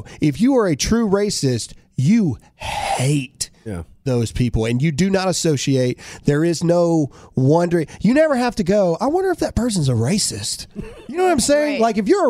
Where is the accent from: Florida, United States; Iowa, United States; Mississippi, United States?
Mississippi, United States; in trouble our very first episode because we're from Mississippi, so we said caveat.